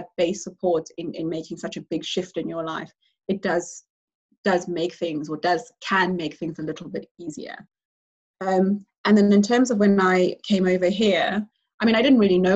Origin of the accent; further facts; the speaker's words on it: South Africa; moved away as an adult; now in United Kingdom; being a South African, I think I took for granted how candid we are back home